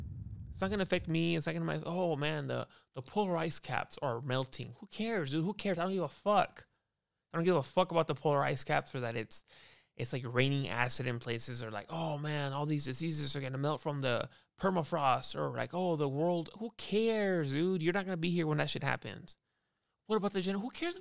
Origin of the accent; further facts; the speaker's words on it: United States; I'm American, dude. I'm from America.